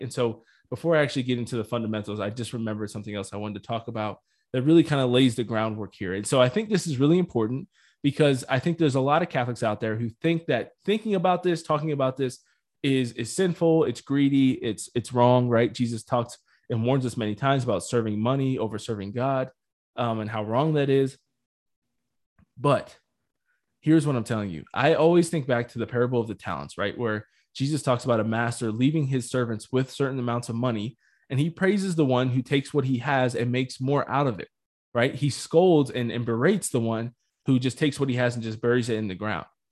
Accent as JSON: {"language": "English", "country": "United States", "said": "I'm definitely speaking as an American"}